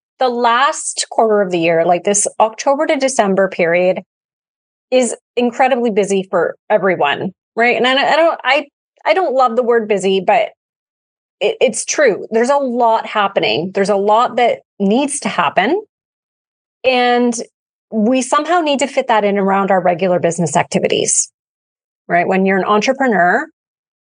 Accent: Canada; we're Canadian

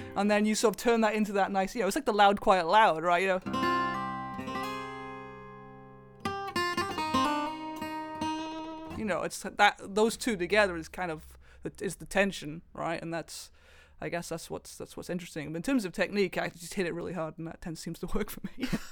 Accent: Welsh, Wales, United Kingdom; I am Welsh.

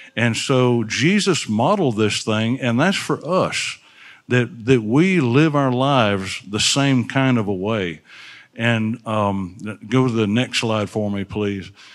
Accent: Alabama, United States; I'm from Alabama.

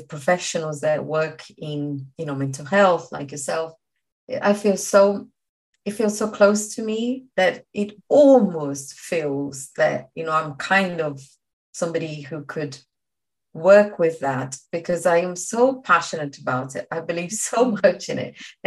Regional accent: Brazil; English is a second language; moved away as an adult; now in London, United Kingdom; I came from Brazil

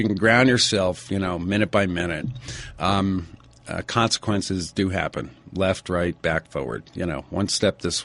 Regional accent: Stamford, Connecticut, United States; moved away; I'm originally from Stamford, Connecticut, and I migrated out here about 25 years ago.

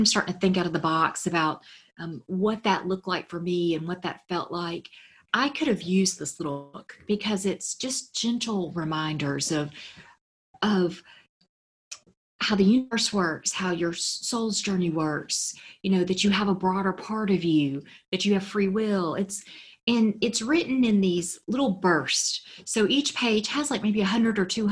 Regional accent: Memphis, Tennessee, United States; I'm from Memphis, a southern town, very conservative.

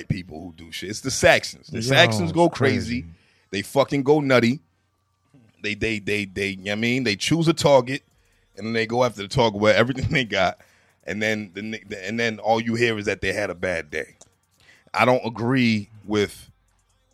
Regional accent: Boston, Massachusetts, United States; speaking from a Bostonian perspective, growing up in Mattapan

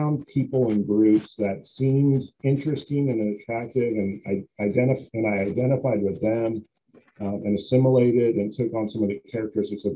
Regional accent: Billings, Montana, United States; I grew up in Montana. My hometown is Billings, Montana

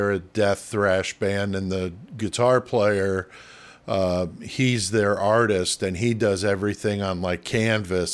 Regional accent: New York City, New York, United States; moved away; I'm originally from the Bronx

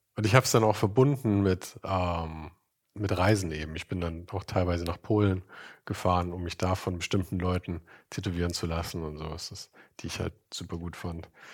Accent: Munich, Bavaria, Germany; Ich komme aus München.

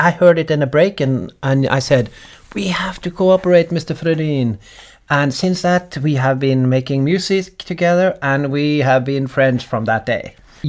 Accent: Bergen, Vestland, Norway; moved away; also born or lived in Oslo; I grew up in Bergen, and thereafter Oslo.

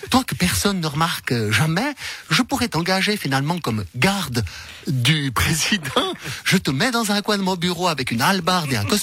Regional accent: German-speaking Switzerland, Switzerland; Vous savez, moi je suis suisse allemande, je suis un peu crac-crac.

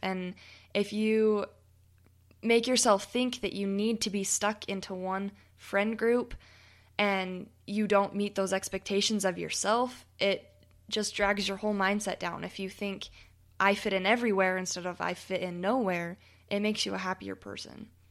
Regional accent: United States; accent: American; my funny American accent

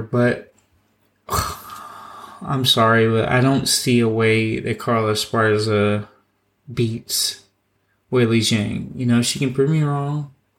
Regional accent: Killeen, Texas, United States; I'm from Killeen

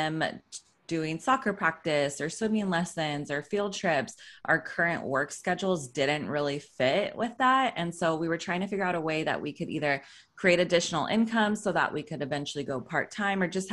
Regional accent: Sacramento, California, United States; moved away as an adult; now in Los Angeles, United States; I am from Sacramento, California. I grew up there

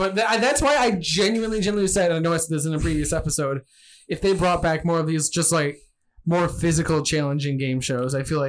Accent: Michigan, United States; I'm not from England. I'm from Michigan.

